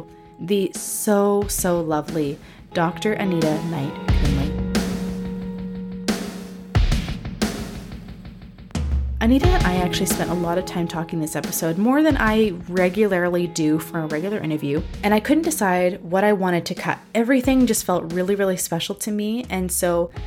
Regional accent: Canada; I grew up in Canada

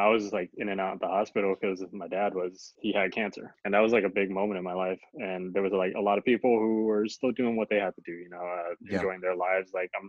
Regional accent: San Diego, California, United States; now in Los Angeles, United States; I grew up in San Diego, definitely a different time growing up. It was very like hood oriented.

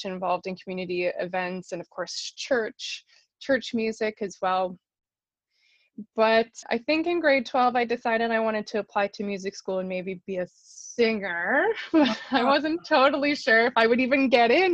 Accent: southern Manitoba, Canada; moved away as an adult; now in Toronto, Canada; I'm originally from southern Manitoba. I've been based in Toronto for the last little while, but my roots are back here in Manitoba, and I grew up in the Mennonite choral tradition

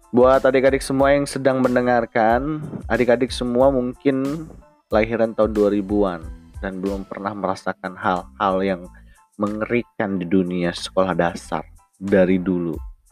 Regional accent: Bandar Lampung, Lampung, Indonesia; Gua lahir dari kecil di Bandar Lampung

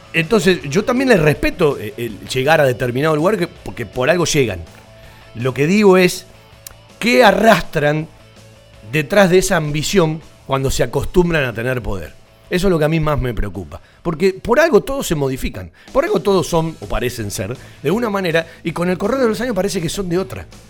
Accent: Banfield, Buenos Aires Province, Argentina; Yo nací en Banfield

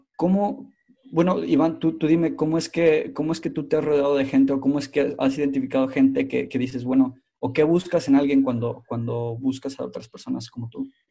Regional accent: Mexico; now in Finland; soy originalmente mexicano, pero en este momento estoy viviendo en Finlandia

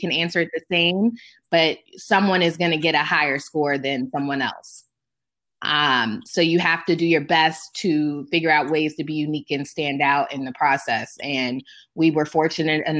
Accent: Maryland, United States; also born or lived in Atlanta, Georgia; my home state of Maryland

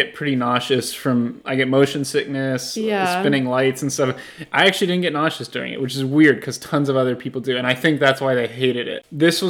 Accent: Houston, Texas, United States; Houston, my hometown.

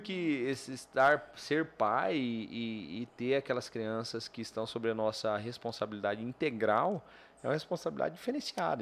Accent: Guarantã do Norte, Mato Grosso, Brazil; moved away as an adult; now in Cuiabá, Brazil; Então nasci em Cuiabá. Morei até os 18 anos em Guarantã do Norte, volto para Guarantã, obviamente, meus pais já estavam lá

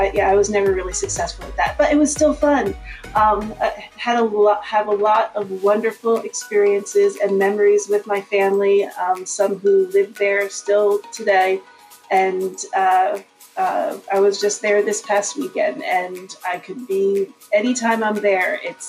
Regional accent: New Jersey, United States; moved away; I was born and raised in New Jersey

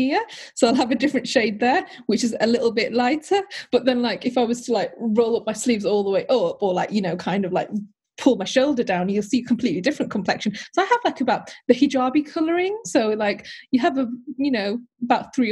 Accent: United Kingdom; English is a second language; When I came to the UK, I was 4 years old when I emigrated

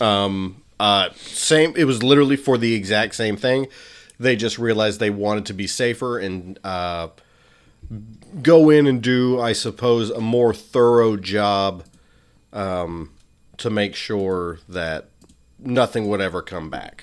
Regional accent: Arkansas, United States; I was from Arkansas, and I was super white trash

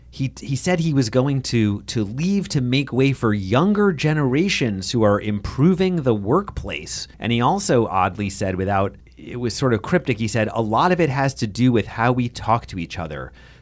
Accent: New York City, New York, United States; I'm from Brooklyn

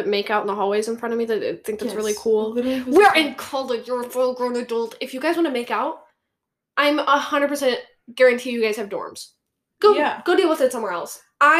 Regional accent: Wales, United Kingdom; I'm from Wales.

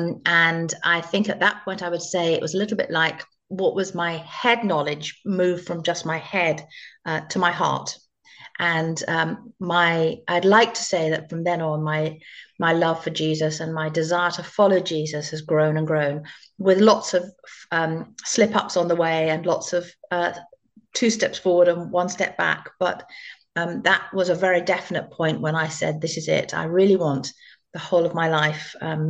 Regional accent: Chipping Campden, South West England, United Kingdom; moved away as an adult; also born or lived in Finchley, London / London; now in Northern Ireland, United Kingdom; I was born in North London. My father was a vicar in North London in a place called Finchley. And I lived there for a few years with my mum and dad and my two younger brothers. And then we moved to the Cotswolds, to one of the most beautiful places in England called Chipping Campden.

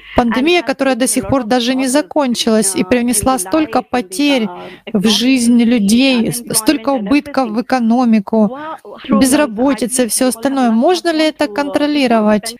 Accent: India; я из Индии

